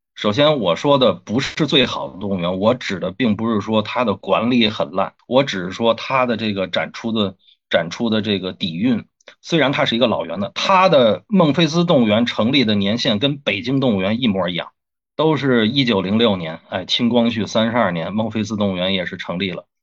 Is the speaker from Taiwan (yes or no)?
no; China; 我们中国人